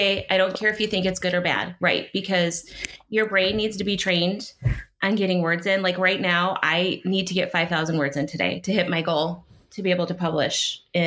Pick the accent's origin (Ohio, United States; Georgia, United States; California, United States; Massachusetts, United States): Ohio, United States; Cleveland; I'm from Cleveland